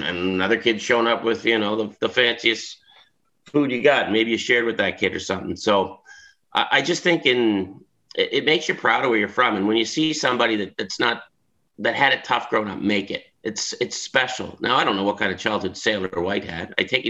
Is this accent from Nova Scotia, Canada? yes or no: yes; Pictou, Nova Scotia, Canada; now in Toronto, Canada; it's like my hometown, the phone book. It's when you look up Picto in the phone book, it's A, there's a few names, B, C, D, and you get to M, and it's like five pages, Mac